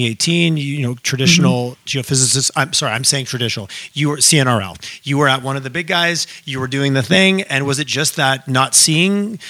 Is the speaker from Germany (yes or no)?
no; Quebec, Canada; now in Alberta, Canada; growing up in Quebec